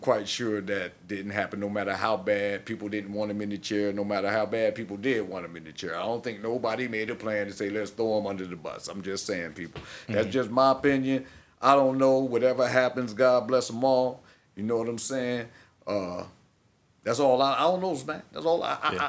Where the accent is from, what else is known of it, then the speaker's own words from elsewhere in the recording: Cleveland, Ohio, United States; born there; I was born in Cleveland.